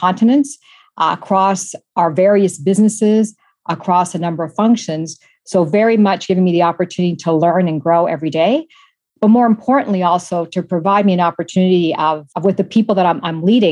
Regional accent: Toronto, Ontario, Canada; moved away; So I'm Canadian, born and raised in Toronto, a daughter of Italian immigrants

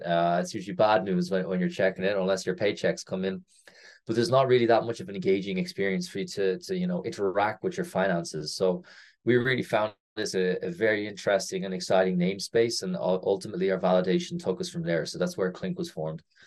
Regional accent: Ireland; moved away as an adult; also born or lived in North America; I am Irish. Uh, I have not lived in Ireland for nearly ten years now. So after university, I first finished university in Ireland

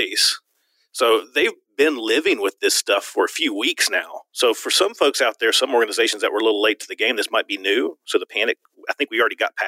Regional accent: Virginia, United States; now in Arizona, United States; I'm from Virginia originally

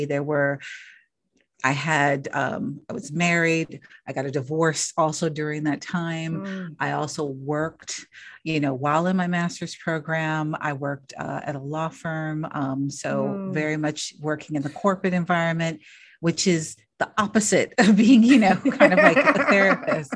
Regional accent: Los Angeles, California, United States; I grew up in Los Angeles in the inner city

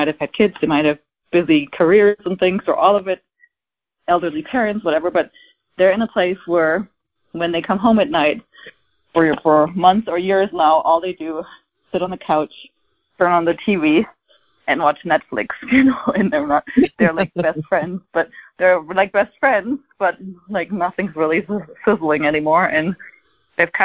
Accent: Germany; moved away; I'm from Germany originally

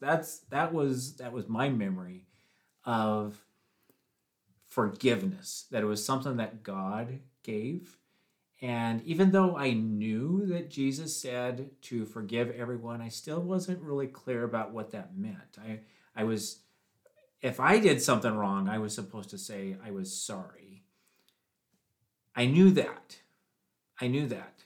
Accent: Washington, United States; moved away as an adult; also born or lived in Tennessee; When I turned 19, I moved from Washington State to Tennessee

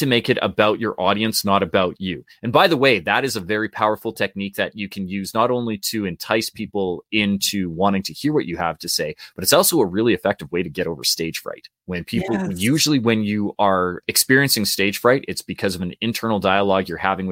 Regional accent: Canada; we're Canadian too

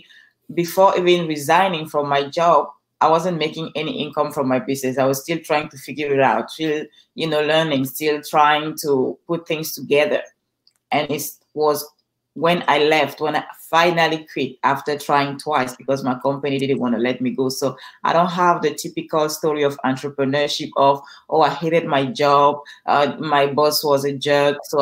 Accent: Cameroon; English is a second language; now in Los Angeles, United States; I'm originally from Cameroon.

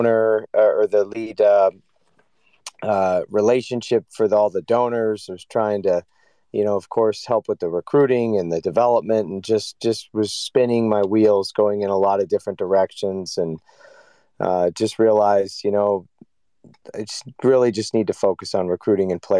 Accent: California, United States; moved away as an adult; also born or lived in North Carolina; now in Michigan, United States; I grew up in California

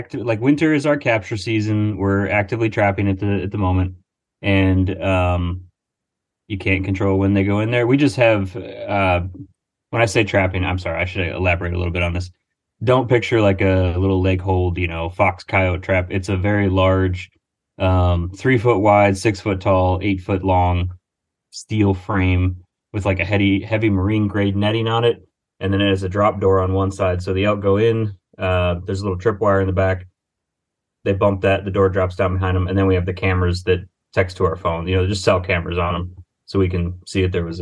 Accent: Finger Lakes region, Western New York, United States; moved away as an adult; also born or lived in Montana; now in Pennsylvania, United States; I am originally from Western New York, so like Finger Lakes region

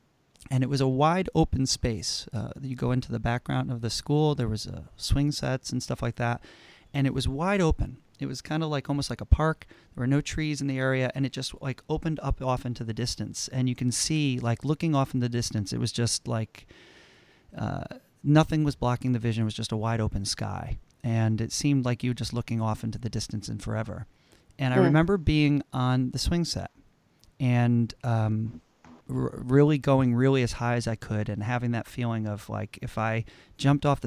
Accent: Connecticut, United States; I grew up in Connecticut, and I'm in a small suburban town in Connecticut.

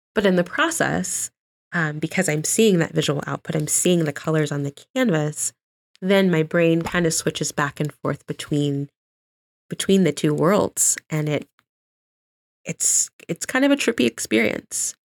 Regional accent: Johnson County, Kansas, United States; also born or lived in Omaha, Nebraska; I was born in Omaha, Nebraska, but, um, my family moved to Kansas City when I was three

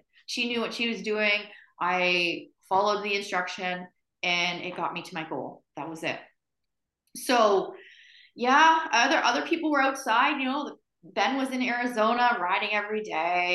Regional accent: Windsor, Ontario, Canada; now in Woodstock, Canada; I'm originally from Windsor, Ontario, which is down south of Ontario. But I live in Woodstock

